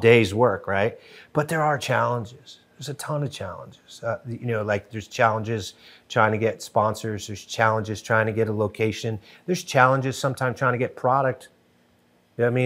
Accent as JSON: {"language": "English", "town": "New Haven", "region": "Connecticut", "country": "United States", "tie": "born or raised there", "said": "I grew up in Connecticut, uh, New Haven, Connecticut."}